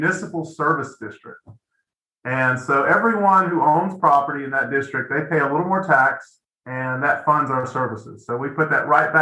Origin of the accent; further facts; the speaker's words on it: Lexington, North Carolina, United States; I love being from here, and I love, you know, helping my hometown